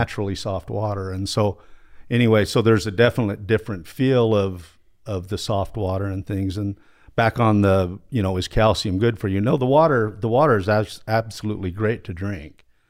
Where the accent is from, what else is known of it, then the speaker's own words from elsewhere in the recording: Utah, United States; I grew up here in Utah